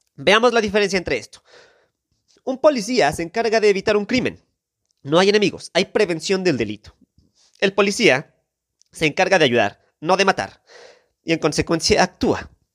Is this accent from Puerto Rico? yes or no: no; Mexico; como mexicanos